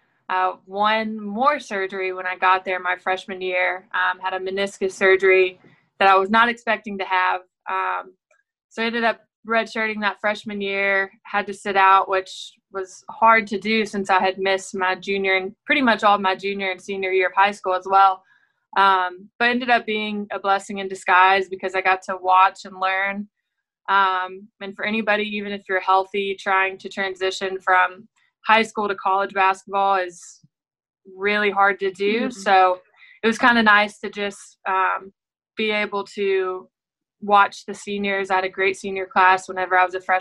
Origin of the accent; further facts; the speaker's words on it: Owensboro, Kentucky, United States; had a great career at Owensboro Catholic, which is in my hometown where I'm at now